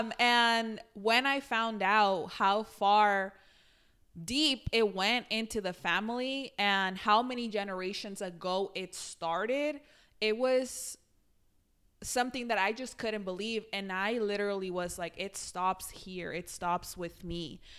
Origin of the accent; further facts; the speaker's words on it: Mexico; moved away; I grew up in Mexico